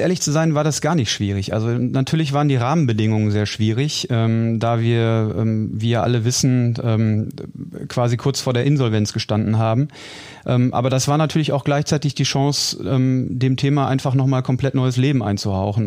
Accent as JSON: {"language": "German", "town": "Dortmund", "region": "North Rhine-Westphalia", "country": "Germany", "tie": "born or raised there", "said": "ich bin gebürtiger Dortmunder und ähm, insofern werde ich natürlich äh, klar meine meine Heimatstadt vermissen"}